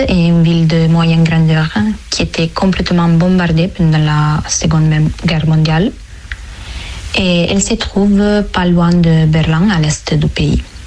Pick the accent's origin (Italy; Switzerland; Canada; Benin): Italy; French is a second language; moved away as an adult; also born or lived in Turin / Dresden; now in Angers, France; je suis italienne et j'ai 22 ans